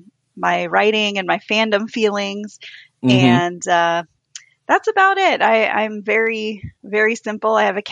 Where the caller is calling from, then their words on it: Des Moines, Iowa, United States; I am in Des Moines, Iowa.